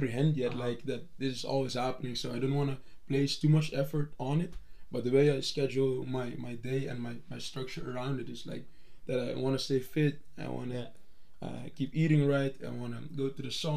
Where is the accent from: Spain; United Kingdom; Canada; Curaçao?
Curaçao; moved away as an adult; now in Utrecht, Netherlands; I'm originally from the Dutch colonies, a little island in the Caribbean called Curaçao. And I moved to the Netherlands when I was 18 for studying